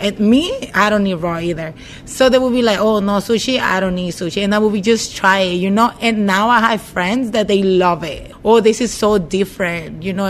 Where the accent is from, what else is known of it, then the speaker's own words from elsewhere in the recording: Sinaloa, Mexico; now in Kent, United States; We're from Sinaloa